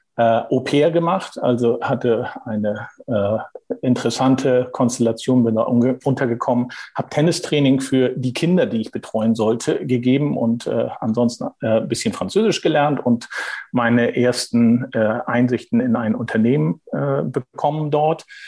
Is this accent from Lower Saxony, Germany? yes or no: no; Heide, Schleswig-Holstein, Germany; also born or lived in Kiel; bin in Schleswig-Holstein groß geworden, also nochmal deutlich nördlicher, deutlich nördlicher als Hamburg. Äh, äh, geboren in Kiel und aufgewachsen in Heide